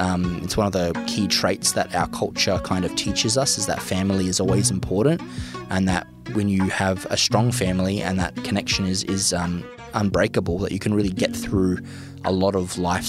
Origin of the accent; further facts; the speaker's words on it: Darwin, Northern Territory, Australia; also born or lived in Rhodes, Greece / Kalymnos, Greece; So I was born in Rhodes, Greece. Rhodes was the better hospital than Kalymnos, the island we were living in. And not too long after, my dad came in a great opportunity to move to Darwin